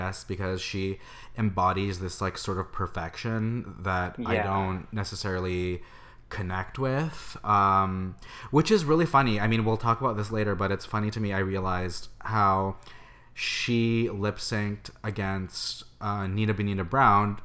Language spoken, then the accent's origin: English; Canada; moved away as an adult; now in San Francisco, United States; I am a Canadian boy who lives in San Francisco